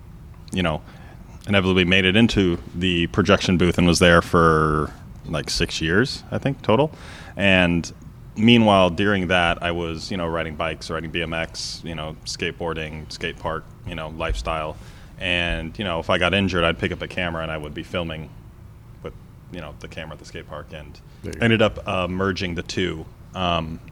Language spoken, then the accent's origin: English; Las Vegas, Nevada, United States; also born or lived in San Diego / Portland; From San Diego, but I've been in Vegas, you know, since most of my life